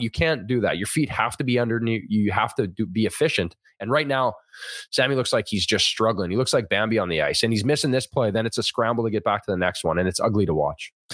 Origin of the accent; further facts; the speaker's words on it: Thunder Bay, Ontario, Canada; I grew up in Thunder Bay, Ontario.